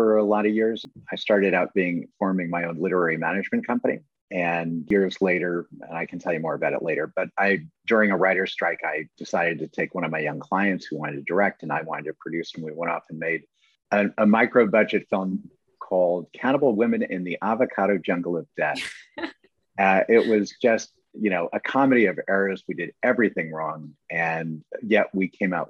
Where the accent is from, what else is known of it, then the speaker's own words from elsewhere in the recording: San Francisco, California, United States; growing up in San Francisco, the Bay Area